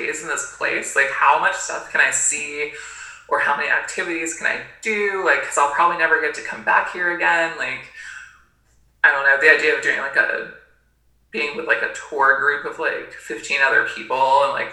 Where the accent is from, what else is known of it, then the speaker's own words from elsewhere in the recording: Gainesville, Florida, United States; also born or lived in Maine; now in Tennessee, United States; I actually mostly grew up in Florida, in Gainesville, Florida